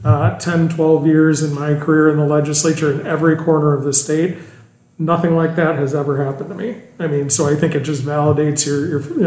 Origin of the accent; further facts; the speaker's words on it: Milwaukee, Wisconsin, United States; I grew up in the Milwaukee area. And so I spent, you know, 20 years of my life down there growing up.